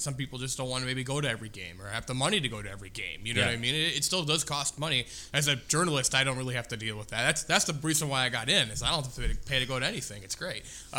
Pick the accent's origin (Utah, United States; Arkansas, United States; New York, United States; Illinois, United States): Illinois, United States; now in Indiana, United States; I'm originally not from Indiana. I'm in Illinois, born and raised